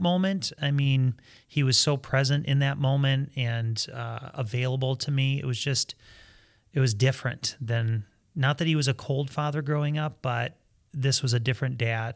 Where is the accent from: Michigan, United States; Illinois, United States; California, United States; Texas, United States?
Michigan, United States; Fowlerville; we grew up in Fowlerville, Michigan.